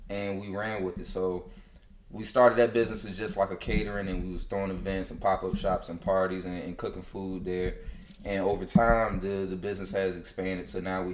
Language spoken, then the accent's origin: English; Suffolk, Virginia, United States; moved away as an adult; also born or lived in Hampton, Virginia; now in DMV (Washington metropolitan area), United States; I'm from Suffolk, Virginia